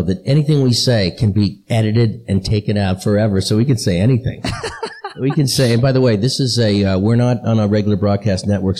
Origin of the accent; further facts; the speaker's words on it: Boston, Massachusetts, United States; I'm from Boston, and that means I'm a Boston, a Patriots fan, because I'm from Boston